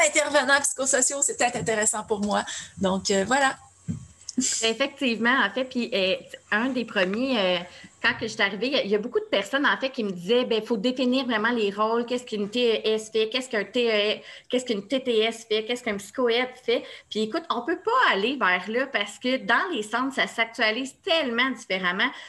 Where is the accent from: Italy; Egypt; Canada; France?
Canada; Laval, Quebec; je viens de Laval, de Fabreville